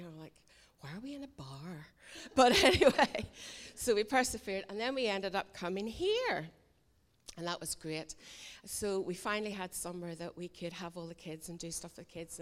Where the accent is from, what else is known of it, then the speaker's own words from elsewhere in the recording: Islandmagee, Northern Ireland, United Kingdom; also born or lived in Lisburn; now in Islandmagee, United Kingdom; I'm originally from Isla Magee